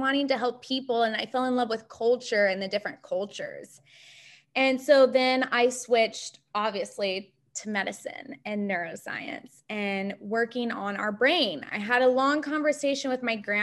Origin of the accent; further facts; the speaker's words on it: Ozark Mountains, Missouri, United States; I grew up in the Midwest in Missouri, the Ozark Mountains, on basically a lake